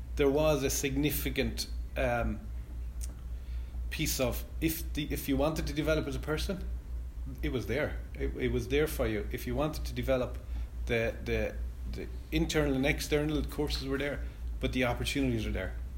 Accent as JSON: {"language": "English", "town": "Clarecastle", "region": "Munster", "country": "Ireland", "said": "I'm from Clare Castle in Clare"}